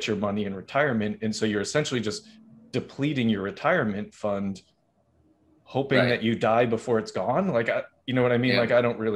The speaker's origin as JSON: {"language": "English", "region": "Massachusetts", "country": "United States", "said": "I'm from Massachusetts"}